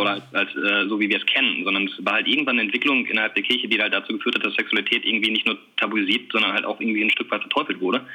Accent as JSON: {"language": "German", "town": "Bielefeld", "region": "North Rhine-Westphalia", "country": "Germany", "tie": "born or raised there", "said": "also wir kommen beide aus Bielefeld oder zumindest aus der Gegend ähm, sind hier aufgewachsen. Ja, wohnen auch immer noch in Bielefeld"}